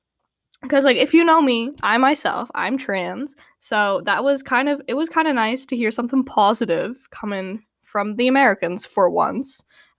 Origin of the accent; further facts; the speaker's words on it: Canada; he's not my president because I'm Canadian.